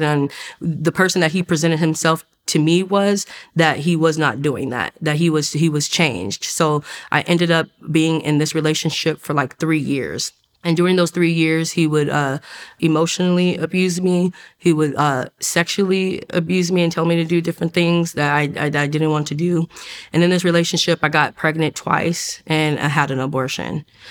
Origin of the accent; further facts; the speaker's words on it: Oceanside, California, United States; I grew up in Oceanside, California.